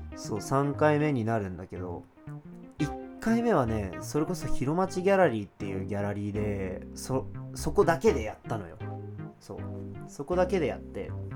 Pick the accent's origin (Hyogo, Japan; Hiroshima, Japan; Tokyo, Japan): Hiroshima, Japan; Hiro; 自分がヒロで育って商店街はほんまに自分の庭だったみたいなイメージ